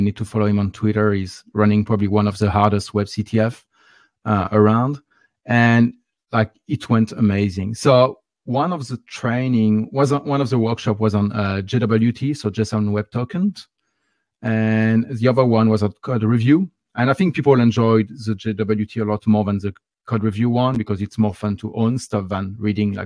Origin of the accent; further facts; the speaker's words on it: France; accent: French; English is a second language; my nice French accent